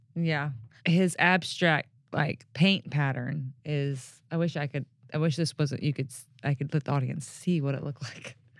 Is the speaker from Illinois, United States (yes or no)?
no; Mississippi Delta, United States; now in Memphis, United States; I grew up in the Mississippi Delta